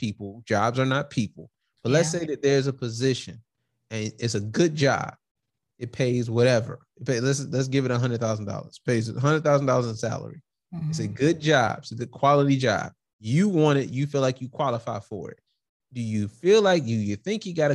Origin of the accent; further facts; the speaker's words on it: Detroit, Michigan, United States; Like, maybe I move, but I'm from Detroit. I'm from the West Side